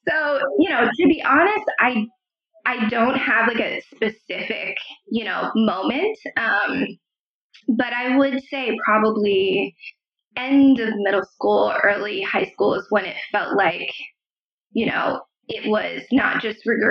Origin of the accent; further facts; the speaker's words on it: Pittsburgh, Pennsylvania, United States; moved away; also born or lived in Philadelphia; I grew up in Pittsburgh. That's where I was born and raised